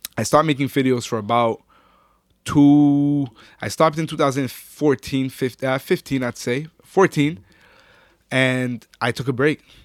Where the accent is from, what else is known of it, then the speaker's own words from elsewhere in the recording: Ottawa, Ontario, Canada; also born or lived in Orleans, Ottawa; I'm actually originally from Gloucester.